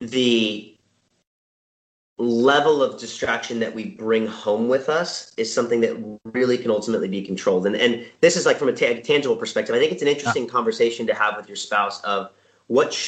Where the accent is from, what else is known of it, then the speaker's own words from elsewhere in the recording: Southern California, United States; I was born and raised in Southern California. I live in Orange County